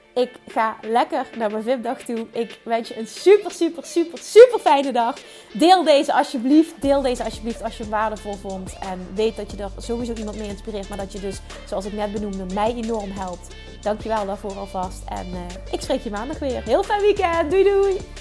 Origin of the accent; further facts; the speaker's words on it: Limburg, Netherlands; accent: Limburgs; Ik heb een stom Limburgs accent.